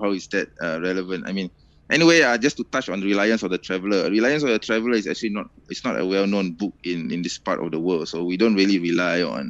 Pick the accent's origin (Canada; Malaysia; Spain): Malaysia; also born or lived in United States; I was born in the United States. Okay, I was born. I'm actually technically I am an American. I have an American expired American passport somewhere actually, but I'm a Malaysian and I'm not fleeing to the United States, the land of my birth. No, I'm still in Malaysia.